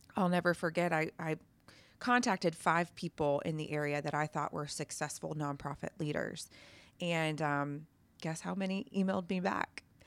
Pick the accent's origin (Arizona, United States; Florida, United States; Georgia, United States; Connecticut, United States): Georgia, United States; Atlanta; I came from Atlanta